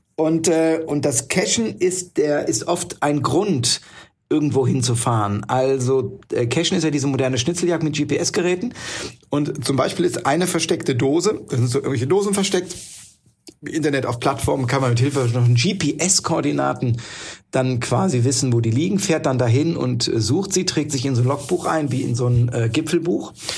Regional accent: Neustadt an der Weinstraße, Rhineland-Palatinate, Germany; ich bin in Neustadt an der Weinstraße geboren

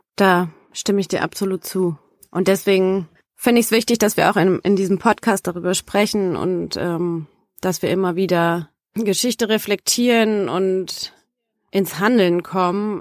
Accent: Germany; in Yad Vashem war ich als Deutsche

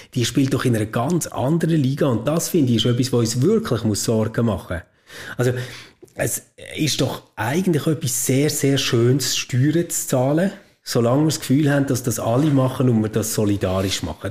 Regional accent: Switzerland; bei uns in der Schweiz

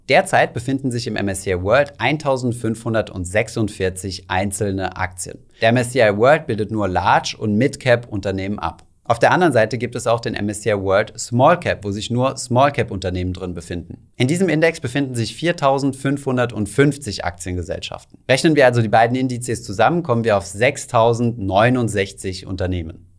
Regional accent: Germany; bei uns in Deutschland

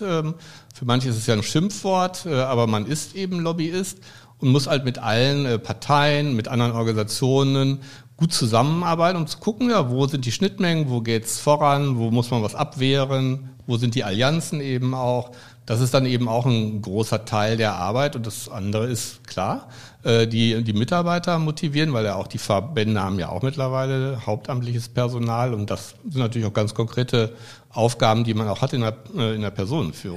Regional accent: Münster, North Rhine-Westphalia, Germany; in Münster, meiner Heimatstadt

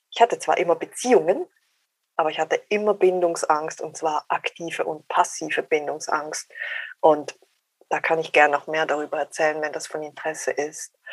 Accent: Switzerland; accent: Swiss; ich bin 48, ich bin Schweizerin, hört man sehr wahrscheinlich am Dialekt an.

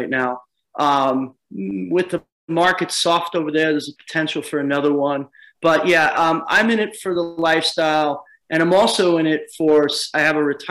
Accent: Long Island, New York, United States; moved away as an adult; also born or lived in Huntington Beach, California / Nagoya, Japan; now in Kobe, Japan; I grew up on Long Island, and I've lived in Huntington Beach, California

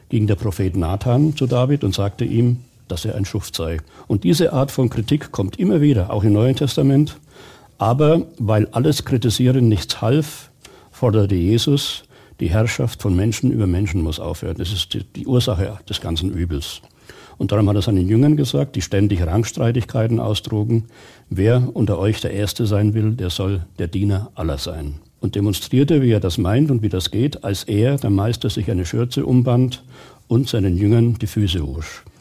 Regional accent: Bavaria, Germany; Das hat mir großen Spaß gemacht weil ich erstens wieder in meiner Heimat war. Ich habe im Kreis Nürnberger Land kandidiert, das ist meine Heimat.

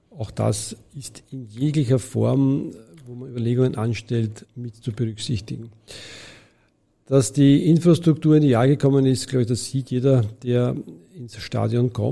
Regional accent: Vienna, Austria; das ist ein gesellschaftlicher Auftrag, den wir als Wiener hier sehen.

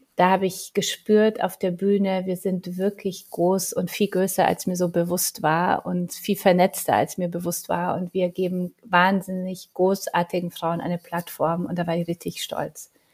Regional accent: Poland; Ich bin ja Polin

